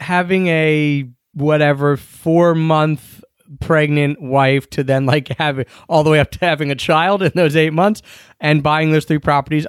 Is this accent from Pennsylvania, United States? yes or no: yes; Philadelphia, Pennsylvania, United States; moved away; we got back to Philly